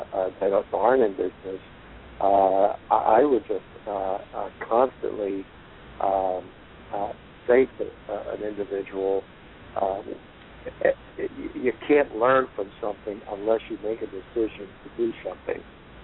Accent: Jersey City, New Jersey, United States; I grew up in Jersey City, New Jersey.

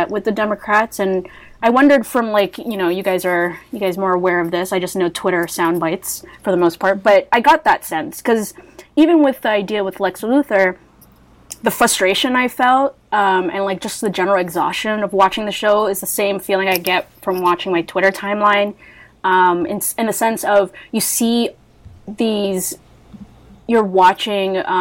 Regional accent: Canada; I'm Canadian

